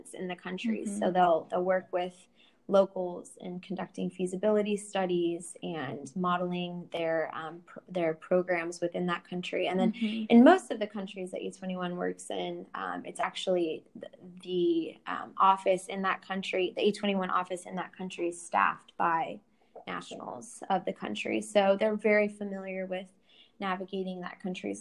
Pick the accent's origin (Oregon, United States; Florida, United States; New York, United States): Oregon, United States; Southern; Growing up in Southern Oregon, where we're both from